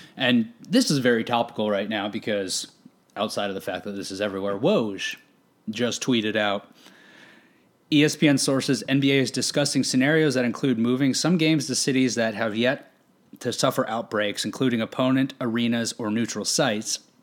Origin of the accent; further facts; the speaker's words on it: Arizona, United States; growing up in Arizona